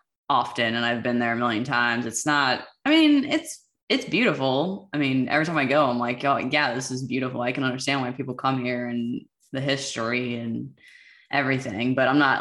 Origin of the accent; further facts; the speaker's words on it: United States; Washington, D.C., Metro, VA, Maryland area. I don't really want to say like exactly where, but in that area